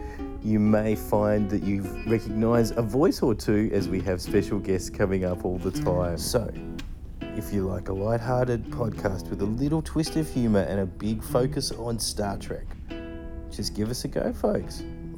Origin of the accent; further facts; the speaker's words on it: Australia; I'm from Australia